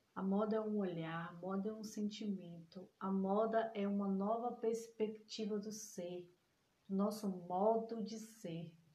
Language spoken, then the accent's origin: Portuguese; Salvador, Bahia, Brazil; Sou de Salvador